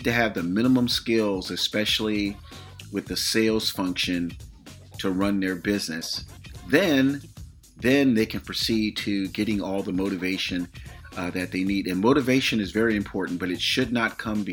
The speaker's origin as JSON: {"language": "English", "region": "Florida", "country": "United States", "tie": "born or raised there", "moved": "yes", "lives_now": "California, United States", "said": "the state of Florida, my hometown"}